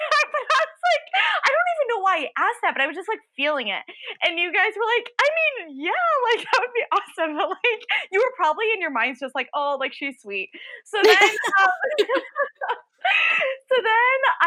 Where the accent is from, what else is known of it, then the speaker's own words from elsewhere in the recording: Illinois, United States; I'm from Illinois